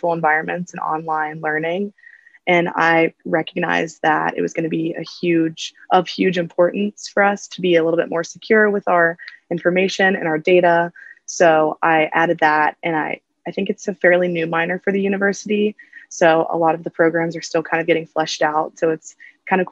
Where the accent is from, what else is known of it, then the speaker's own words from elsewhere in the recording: Cincinnati, Ohio, United States; now in Dayton, United States; I am originally from Cincinnati, born and raised there, lived there my whole life